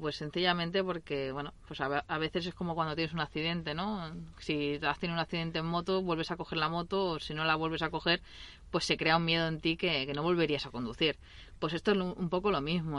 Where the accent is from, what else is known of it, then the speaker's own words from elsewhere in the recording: Mataró, Catalonia, Spain; soy nací en Mataró, eh, de hecho, estoy nací en esta ciudad.